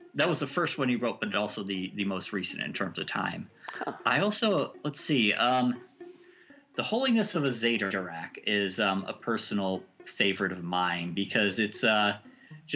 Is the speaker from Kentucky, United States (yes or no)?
yes; Kentucky, United States; I grew up in Kentucky